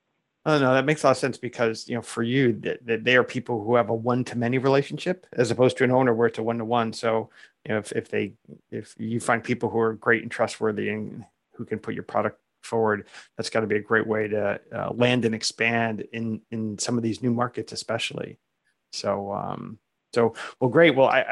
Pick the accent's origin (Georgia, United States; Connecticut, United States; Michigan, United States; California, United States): Connecticut, United States; my home state of Connecticut